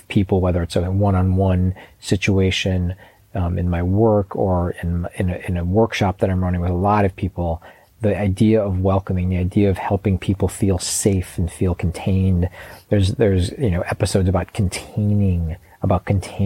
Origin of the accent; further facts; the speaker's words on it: Chicago, Illinois, United States; I grew up in Chicago